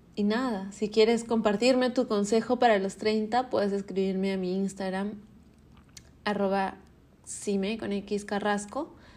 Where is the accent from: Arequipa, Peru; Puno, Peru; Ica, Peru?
Arequipa, Peru; now in Lima, Peru; Arequipa, de donde soy, Perú. Pero este año quise recibirlo en Lima, donde vivo